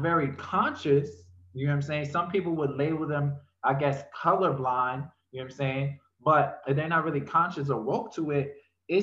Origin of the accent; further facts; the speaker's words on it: New York City, New York, United States; also born or lived in North Carolina; being born in New York, I mean, growing up in New York, I actually was born in North Carolina. Growing up in New York, it's like, in Brooklyn alone, it was real